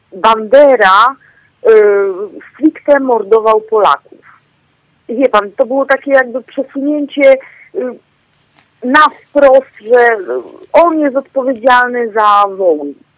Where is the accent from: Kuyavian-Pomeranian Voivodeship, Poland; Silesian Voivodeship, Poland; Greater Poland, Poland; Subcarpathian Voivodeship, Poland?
Silesian Voivodeship, Poland; Częstochowa; ja akurat jestem z Częstochowy